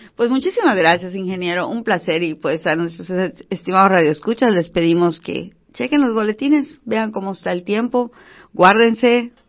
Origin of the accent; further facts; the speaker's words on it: Yucatán, Mexico; como los yucatecos somos